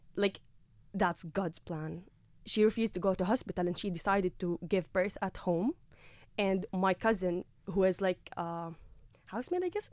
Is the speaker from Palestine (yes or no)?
yes; Gaza, Gaza Strip, Palestine; moved away as an adult; now in Carlow, Ireland; I've been like born and raised in Gaza